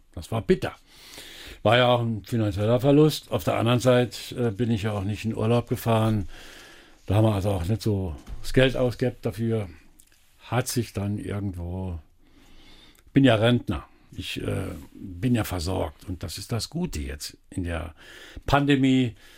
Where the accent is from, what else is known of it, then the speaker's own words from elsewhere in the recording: Elversberg, Saarland, Germany; Geboren bin ich natürlich in Elversberg